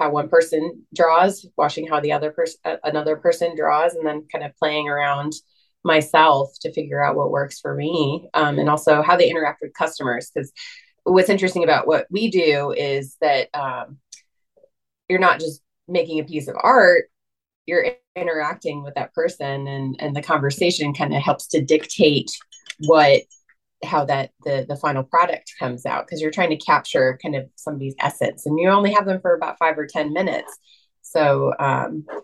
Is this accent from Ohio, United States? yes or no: yes; Loveland, Ohio, United States; also born or lived in upstate New York; now in McDermott, United States; I was born in upstate New York, but I grew up outside of Cincinnati in Loveland, Ohio